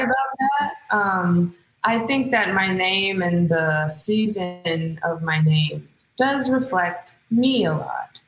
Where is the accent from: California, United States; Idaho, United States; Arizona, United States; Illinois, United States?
California, United States; Hayward; I am born and raised in the Bay Area. Stand up, Hayward to be exact